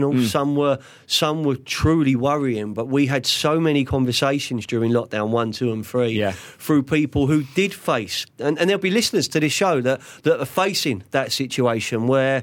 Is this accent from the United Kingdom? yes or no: yes; London, United Kingdom; growing up in Fulham